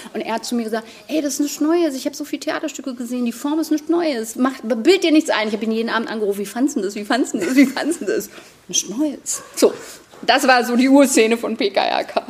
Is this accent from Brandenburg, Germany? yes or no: yes; Schwedt, Brandenburg, Germany; Also ich bin in Schwed-Oder groß geworden